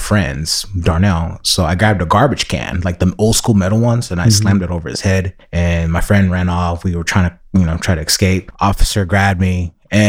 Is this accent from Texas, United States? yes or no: no; San Francisco, California, United States; Born and raised in San Francisco